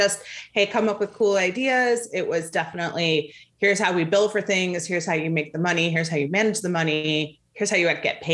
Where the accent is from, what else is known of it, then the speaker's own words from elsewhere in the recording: outside of Chicago, Illinois, United States; I grew up outside of Chicago